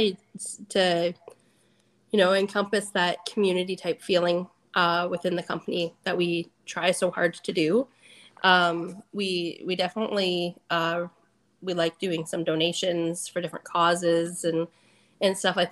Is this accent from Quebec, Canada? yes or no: no; Cottam, Ontario, Canada; We're from Cottam.